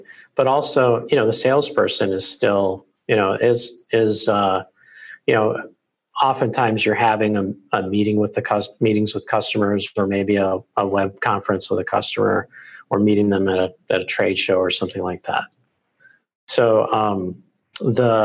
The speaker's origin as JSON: {"language": "English", "town": "Raleigh", "region": "North Carolina", "country": "United States", "tie": "born or raised there", "said": "my hometown in Raleigh"}